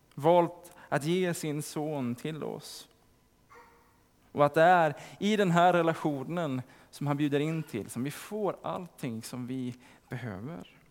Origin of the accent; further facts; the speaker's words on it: Sandviken, Gävleborg County, Sweden; i Sandviken där jag kommer ifrån